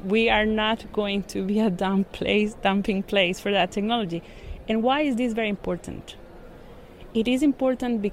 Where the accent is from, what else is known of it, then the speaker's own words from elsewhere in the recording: Costa Rica; I grew up in Costa Rica, and I do remember going to school in a third-hand bus that was imported from the US.